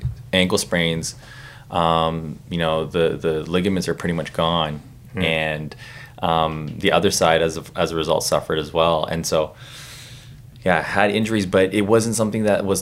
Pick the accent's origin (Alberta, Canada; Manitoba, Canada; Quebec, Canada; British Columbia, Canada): British Columbia, Canada; Burnaby; I grew up in Burnaby